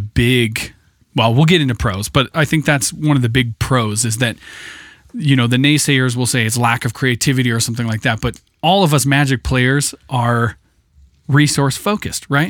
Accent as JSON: {"language": "English", "region": "Idaho", "country": "United States", "tie": "born or raised there", "said": "I grew up with in Idaho"}